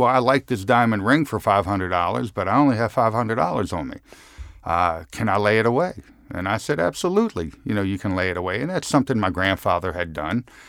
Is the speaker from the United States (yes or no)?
yes; Philadelphia, Pennsylvania, United States; as a young man growing up in Center City, Philadelphia, my grandfather had a store at, uh, fifteenth and Randstead